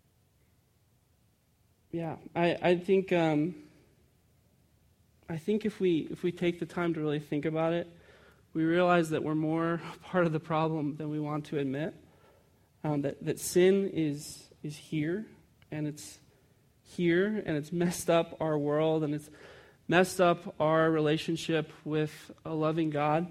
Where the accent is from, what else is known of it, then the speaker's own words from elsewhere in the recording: Chicago, Illinois, United States; I grew up in Chicago, and we got a day off in March because we celebrated Casimir Pulaski